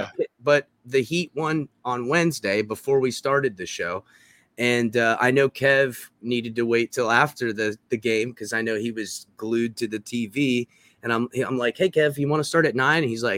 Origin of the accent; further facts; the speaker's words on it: West Palm Beach, Florida, United States; I grew up in South Florida. I was born in West Palm.